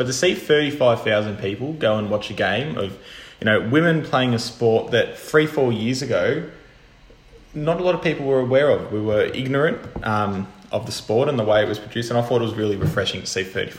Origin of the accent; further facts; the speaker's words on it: Australia; us being Aussie boys.